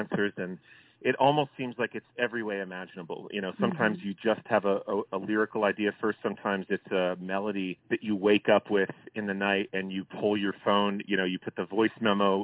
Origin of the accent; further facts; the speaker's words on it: Tucson, Arizona, United States; We're from Tucson, Arizona, and we went to the same high school